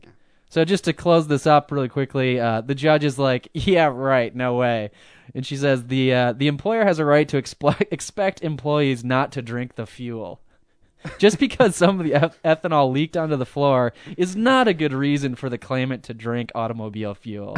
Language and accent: English; Midwest, United States; we're from the Midwest, but we're from sorta like the more, I don't know, a little bit more cultured area